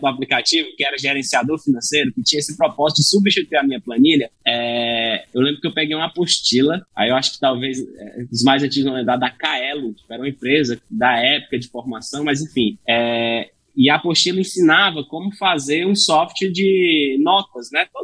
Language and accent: Portuguese; Fortaleza, Ceará, Brazil; eu sou de Fortaleza, né, sou natural de Fortaleza, Ceará